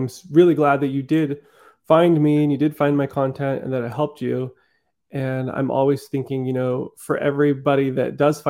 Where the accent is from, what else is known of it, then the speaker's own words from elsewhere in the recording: Netherlands; born there; I think a part of me feels like because, yeah, I was born in the Netherlands, so I have a little bit of Dutch in me, a little European